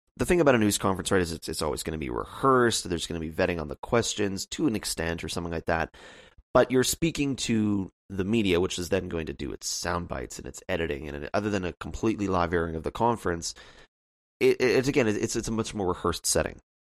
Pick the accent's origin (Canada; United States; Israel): Canada; me as a Canadian